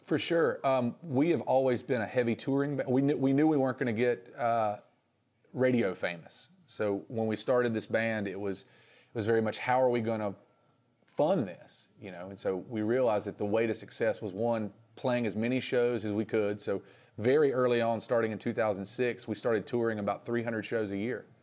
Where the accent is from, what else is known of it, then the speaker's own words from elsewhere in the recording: Reidsville, North Carolina, United States; also born or lived in Raleigh; growing up in Reedsville